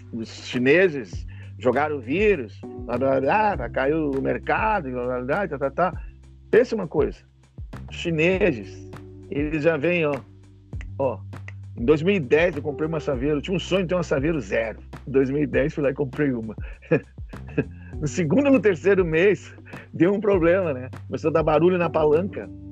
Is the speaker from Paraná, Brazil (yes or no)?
no; Rio Grande do Sul, Brazil; nós temos outra língua aqui